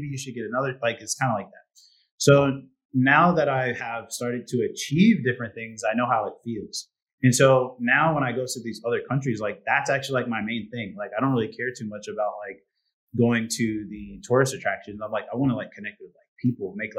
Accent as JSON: {"language": "English", "region": "Indiana", "country": "United States", "moved": "as an adult", "lives_now": "Hungary", "said": "I'm from Indiana"}